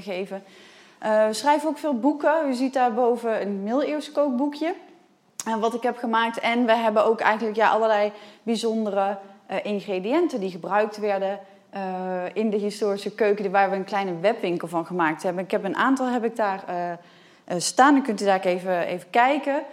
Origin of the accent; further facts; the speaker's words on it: Nijmegen, Gelderland, Netherlands; ik kom uit Nijmegen